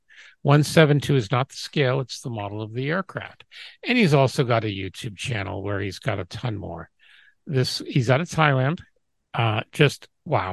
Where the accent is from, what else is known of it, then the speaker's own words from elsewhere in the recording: England, United Kingdom; moved away; where I was born in England, they had the ferry service across the Isle of Wight